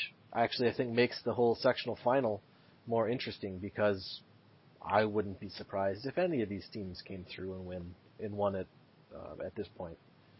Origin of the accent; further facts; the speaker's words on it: United States; because that's my hometown, and that's the town I cheer for